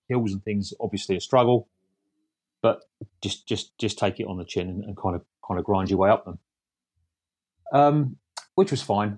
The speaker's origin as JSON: {"language": "English", "area": "Essex", "region": "East of England", "country": "United Kingdom", "said": "I'm from Essex"}